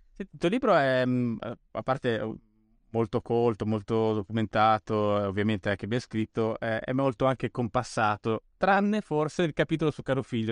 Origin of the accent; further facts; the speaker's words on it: Bolzano, Trentino-Alto Adige, Italy; now in Rome, Italy; vivo a Roma, ma da, sono cresciuto a Bolzano